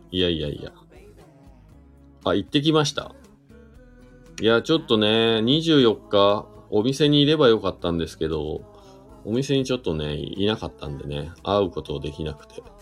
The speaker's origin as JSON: {"language": "Japanese", "region": "Shizuoka", "country": "Japan", "said": "いやー、あのね、僕静岡出身なんですよ。東、東部ですけどね、東部。"}